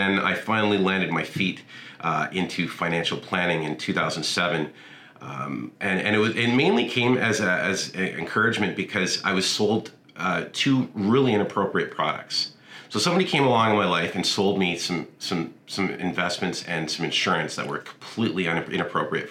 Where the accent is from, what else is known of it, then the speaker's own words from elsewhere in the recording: Toronto, Ontario, Canada; now in Kemptville, Canada; I grew up in downtown Toronto in a small area called Cabbage Town.